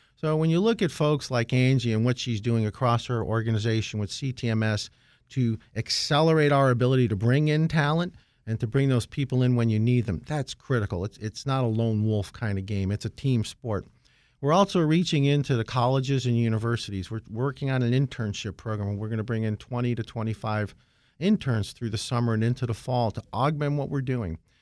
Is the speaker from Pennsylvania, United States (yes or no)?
yes; Scranton, Pennsylvania, United States; moved away; I grew up in Scranton